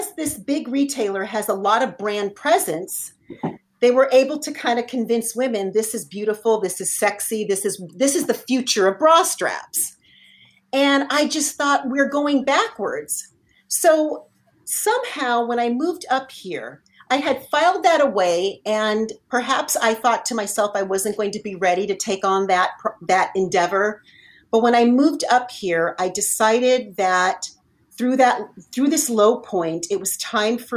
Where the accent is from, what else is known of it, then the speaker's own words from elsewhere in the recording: Southern California, United States; moved away as an adult; now in Northern California, United States; I'm not originally from Northern California. I lived in Southern California most of my whole entire life.